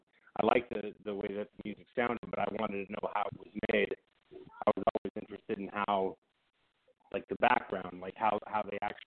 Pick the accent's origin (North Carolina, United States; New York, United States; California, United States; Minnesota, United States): California, United States; Westminster; now in Texas, United States; I grew up in California, and, I grew up in Westminster and in Southern California.